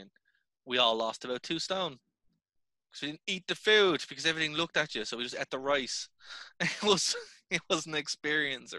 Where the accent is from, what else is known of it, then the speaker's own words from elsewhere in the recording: Ireland; as an Irish person